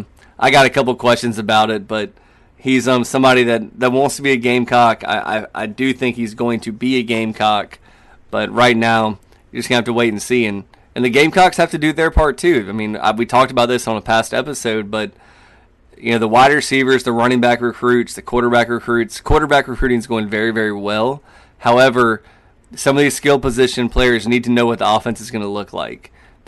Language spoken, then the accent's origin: English; Florence, South Carolina, United States; Florence, South Carolina, you know, my hometown